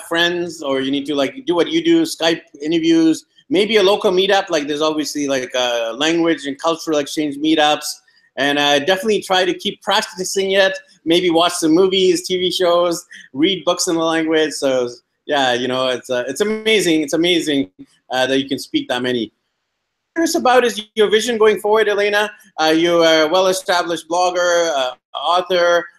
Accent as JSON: {"language": "English", "country": "Canada", "moved": "yes", "lives_now": "Colombia", "said": "I'm from Canada originally"}